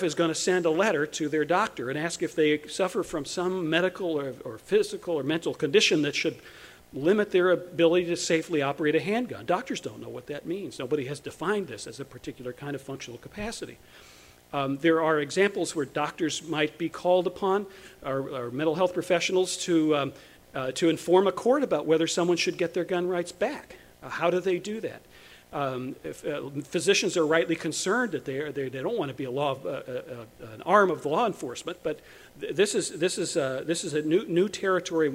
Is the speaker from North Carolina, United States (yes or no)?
yes; Chapel Hill, North Carolina, United States; in North Carolina, in my hometown